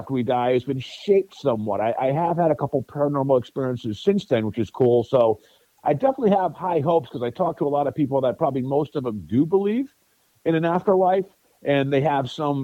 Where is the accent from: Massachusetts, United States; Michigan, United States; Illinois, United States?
Massachusetts, United States; Sturbridge; also born or lived in Westminster, Massachusetts / Indiana; I grew up in Sturbridge, Massachusetts.